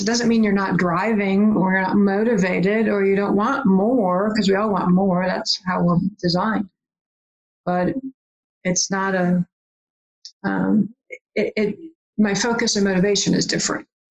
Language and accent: English; Michigan, United States; also born or lived in Virginia; here's a woman from michigan saying y- y'all because i lived in virginia for a while too